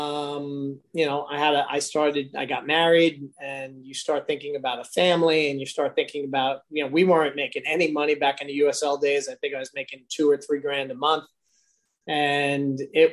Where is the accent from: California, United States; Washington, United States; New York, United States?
New York, United States; Long Island; I was from Long Island